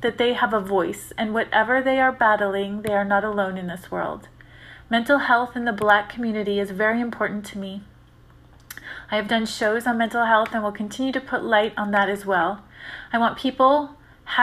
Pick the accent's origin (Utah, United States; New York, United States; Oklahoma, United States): New York, United States; Syracuse; I was born and raised in Syracuse, New York